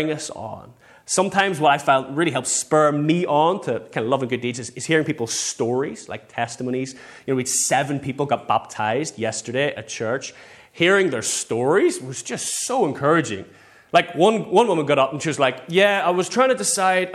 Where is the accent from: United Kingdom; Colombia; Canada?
United Kingdom; England; we're English